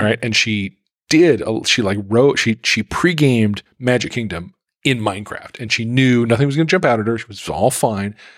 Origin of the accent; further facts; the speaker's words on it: Salt Lake City, Utah, United States; I grew up in Salt Lake City